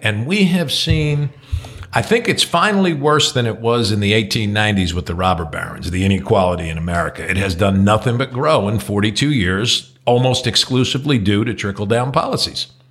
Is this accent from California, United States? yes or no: no; New Jersey, United States; moved away; I also have a pretty intimate knowledge of Jewish folks growing up in Jersey